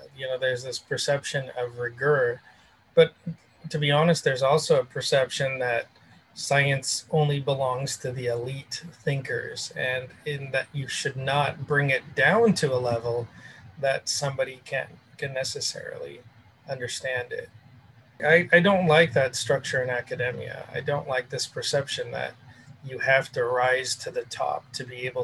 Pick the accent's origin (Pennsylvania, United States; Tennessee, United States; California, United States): California, United States; Southern; I grew up in Southern California